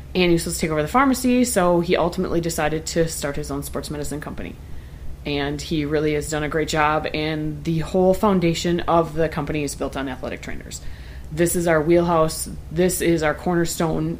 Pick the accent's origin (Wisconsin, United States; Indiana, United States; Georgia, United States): Wisconsin, United States; Prairie du Sac area; Mueller is based out of my hometown